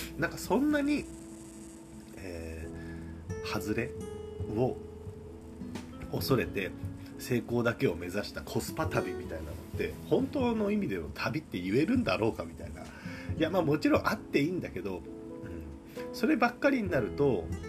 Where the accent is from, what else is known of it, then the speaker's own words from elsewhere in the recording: Kagoshima, Japan; moved away; 鹿児島の実家からラジオの配信をします